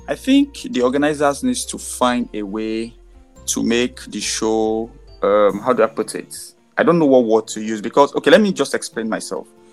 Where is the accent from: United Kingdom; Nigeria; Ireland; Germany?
Nigeria; being a Nigerian